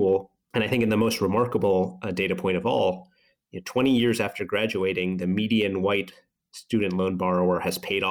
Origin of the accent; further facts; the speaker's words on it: Boston, Massachusetts, United States; I grew up in Boston